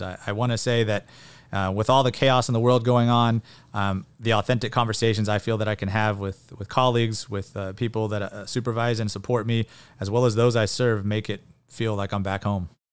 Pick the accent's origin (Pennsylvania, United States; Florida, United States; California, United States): California, United States; Porterville; also born or lived in Long Beach, California / San Diego, California / Catalina Island, California; I grew up in Porterville. Um, I'm a fourth generation Portervillian